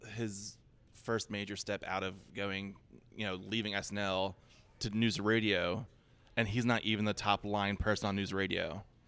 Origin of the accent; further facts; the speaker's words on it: Philadelphia, Pennsylvania, United States; I grew up in Philadelphia